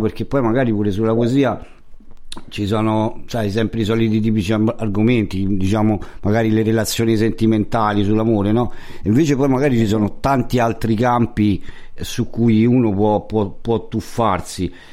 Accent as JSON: {"language": "Italian", "town": "Rome", "region": "Lazio", "country": "Italy", "said": "Io essendo romano"}